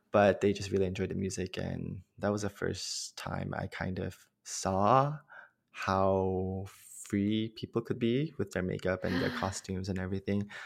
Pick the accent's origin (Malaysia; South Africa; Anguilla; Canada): Malaysia; moved away as an adult; now in Los Angeles, United States; I'm from Malaysia originally. And growing up, I always knew that I was gay but mm-hmm. in Malaysia